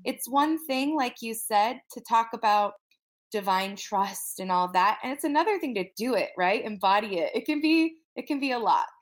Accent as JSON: {"language": "English", "region": "Wyoming", "country": "United States", "said": "I'm from Wyoming."}